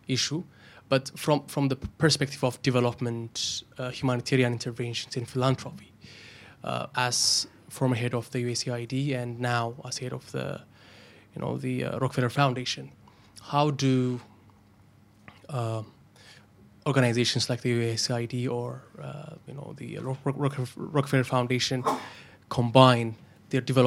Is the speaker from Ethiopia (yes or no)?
yes; Ethiopia; now in London, United Kingdom; I'm from Ethiopia, but I study at LSE.